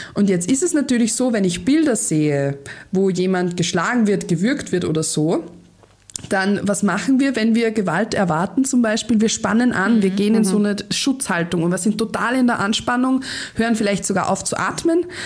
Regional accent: Austria; bei uns in Österreich

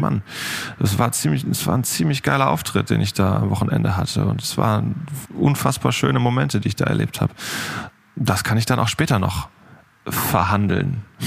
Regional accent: Northern Germany, Germany; wir Norddeutschen

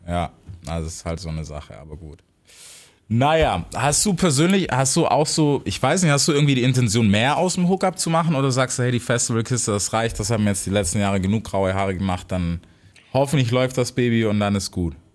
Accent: United States; moved away; selber als Amerikaner

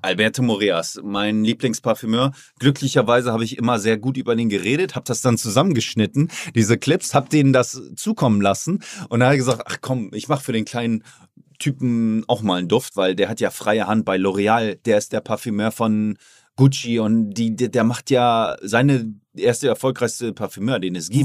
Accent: Oldenburg, Lower Saxony, Germany; now in Miami, United States; ich komme zurück in meine Heimat, da wo ich klein war und nichts hatte

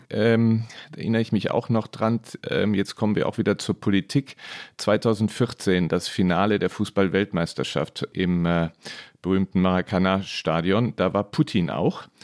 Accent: Neuss, North Rhine-Westphalia, Germany; Mein Vater hat mich zum VfR Neuss gebracht, die ähm, der Verein meiner Heimatstadt.

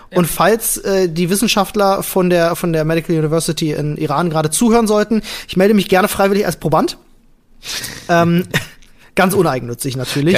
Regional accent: Germany; hier bei uns in Deutschland

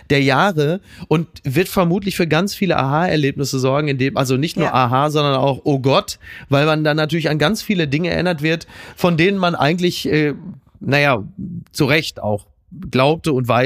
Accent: North Rhine-Westphalia, Germany; also wie gesagt, vor allem, ich komme aus dem Ruhrgebiet. Für mich haben die Anfang der 90er alle schon Balenciaga getragen

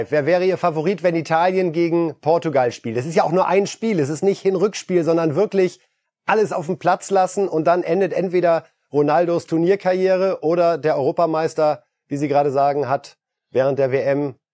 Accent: Poland; moved away; Als geborener Pole

